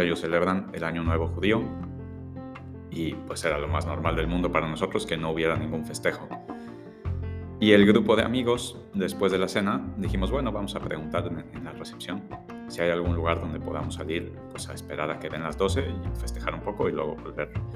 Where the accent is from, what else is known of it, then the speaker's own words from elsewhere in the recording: Mexico; éramos mexicanos